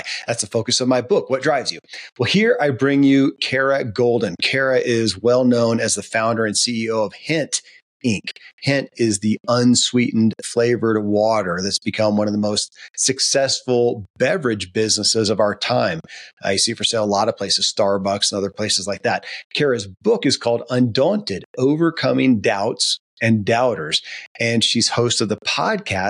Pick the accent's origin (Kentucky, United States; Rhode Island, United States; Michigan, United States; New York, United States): Kentucky, United States; I grew up in Kentucky